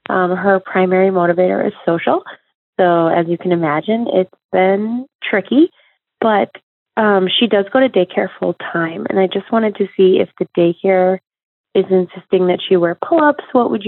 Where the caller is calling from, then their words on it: Madison, Wisconsin, United States; I'm calling from Madison, Wisconsin.